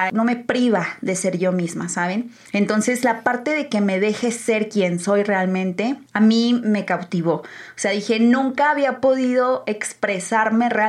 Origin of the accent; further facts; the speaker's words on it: San Luis Potosí, Mexico; now in Guadalajara, Mexico; yo llegué de San Luis con una mentalidad demasiado cerrada. O sea, se los juro que venir a Guadalajara a mí me abrió los ojos en muchísimos aspectos